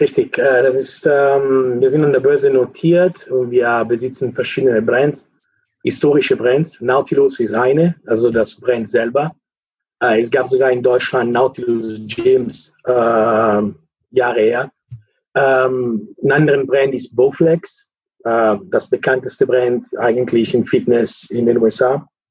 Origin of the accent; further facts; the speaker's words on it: Lake Maggiore, northern Italy, Italy; German is a second language; moved away as an adult; also born or lived in Cologne, Germany; now in Netherlands; ich komme aus Italien, äh, Norditalien, Lago Maggiore, das ist äh, in der Nähe von der Schweiz